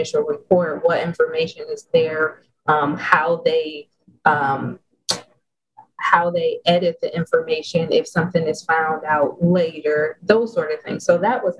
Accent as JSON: {"language": "English", "town": "Detroit", "region": "Michigan", "country": "United States", "said": "I'm from Detroit"}